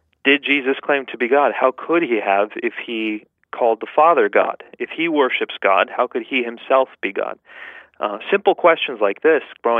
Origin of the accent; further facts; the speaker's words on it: United States; growing up in the United States, after my parents had immigrated to here